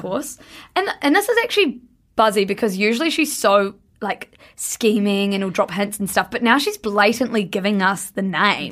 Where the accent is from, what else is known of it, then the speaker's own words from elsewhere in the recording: New Zealand; I'm from New Zealand